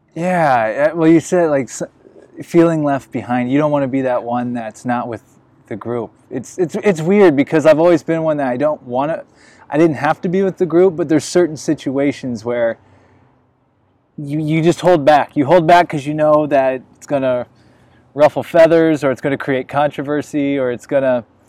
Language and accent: English; Illinois, United States; moved away as an adult; also born or lived in Las Vegas; now in Los Angeles, United States; I'm from the Midwest, I'm from Illinois